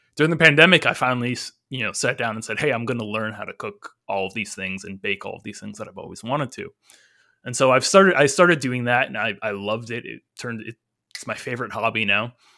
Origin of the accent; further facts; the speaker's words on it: California, United States; I was born and raised here in California